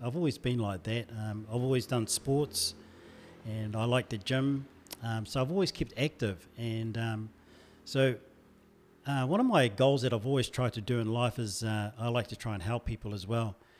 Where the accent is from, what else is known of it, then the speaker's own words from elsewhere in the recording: Hāwera, Taranaki, New Zealand; also born or lived in Normanby; now in Wellington, New Zealand; I did all my schooling in Harwada.